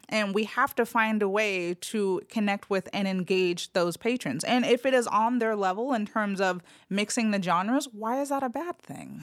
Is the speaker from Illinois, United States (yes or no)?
no; Los Angeles, California, United States; born or raised there; moved away as an adult; now in Memphis, United States